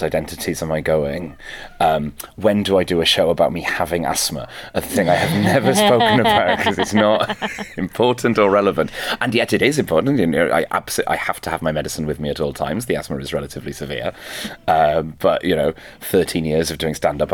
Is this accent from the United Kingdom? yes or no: yes; Wales, United Kingdom; first language Welsh; English is a second language; being a Welsh speaker and a second language English speaker